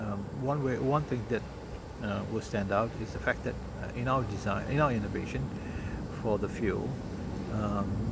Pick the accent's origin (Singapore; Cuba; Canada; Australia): Singapore; being a Singaporean, we are a pragmatic lot.